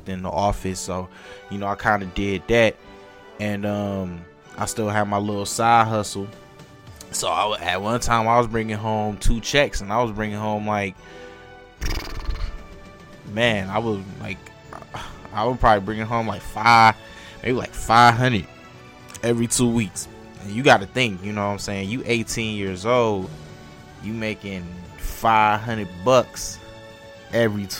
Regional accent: Detroit, Michigan, United States; I'm from Detroit, so I would go to Northland was the closest mall to Detroit

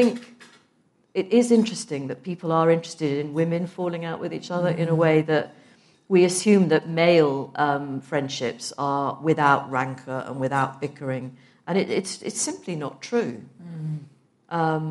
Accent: Liverpool, North West England, United Kingdom; I'm from Liverpool. It's not obvious, but I am from Liverpool

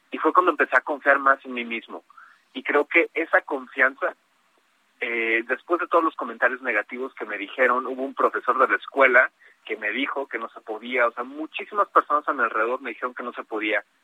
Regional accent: Mexico; soy el único mexicano participando, entonces orgullosamente representando a México ahí

